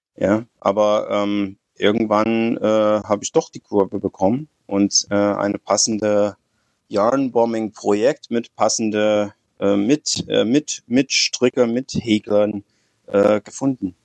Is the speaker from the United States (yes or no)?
yes; United States; German is a second language; moved away as an adult; now in Frankfurt, Germany; ich bin Amerikaner, ich bin äh, ungefähr 60, äh, ich wohne in Deutschland seit 30 Jahren.